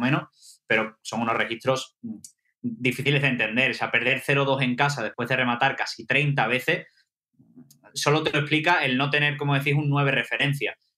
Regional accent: Seville, Andalusia, Spain; now in London, United Kingdom; las procesiones de Sevilla, de donde yo soy

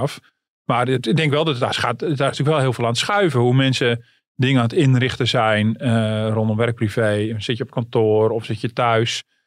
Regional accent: Netherlands

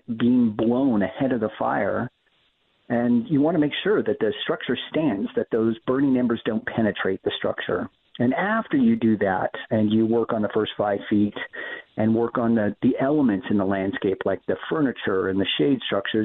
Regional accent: Southern California, United States; also born or lived in San Francisco Bay Area; Growing up in Southern California, I moved up to the San Francisco Bay Area in 1991

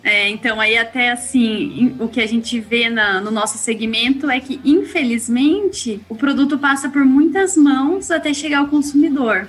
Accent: Piedade, São Paulo, Brazil; also born or lived in Paraná; Eu sou de Piedade, interior de São Paulo

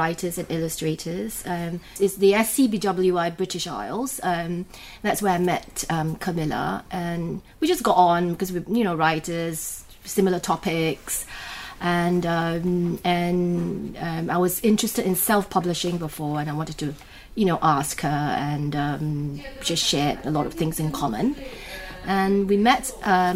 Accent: Singapore; moved away as an adult; now in England, United Kingdom; I was born in Singapore. I left Singapore in 1991, end of 91, and I came to England, and I've been here since

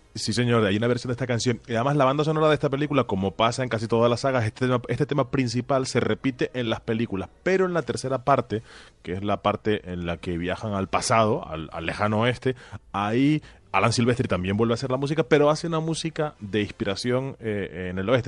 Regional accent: Tenerife, Canary Islands, Spain; moved away; en algún sitio en Tenerife, en mi tierra natal

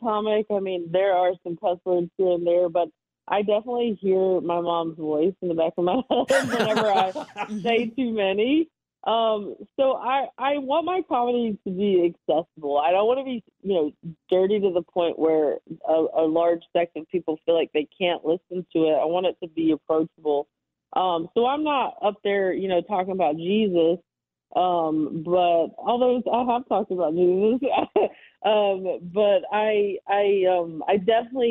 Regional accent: the South, United States; I come from the South and we're storytellers, and I grew up around a lot of eccentric people

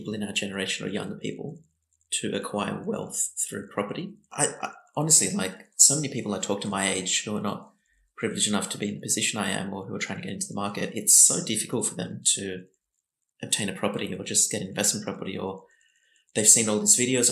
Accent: Blacktown, New South Wales, Australia; we grew up in Blacktown

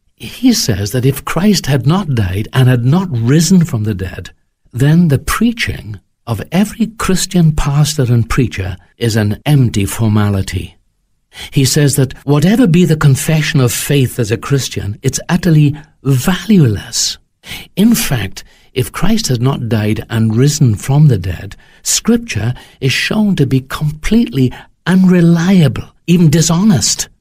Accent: Wales, United Kingdom

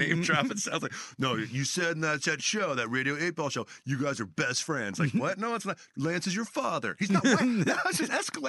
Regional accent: Bakersfield, California, United States; moved away; I grew up in Bakersfield. Okay. That's what my hometown is, Bakersfield.

